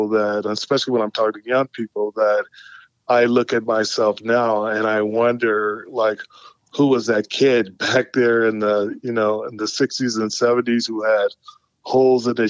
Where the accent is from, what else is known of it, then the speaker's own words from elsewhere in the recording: San Francisco, California, United States; I grew up in San Francisco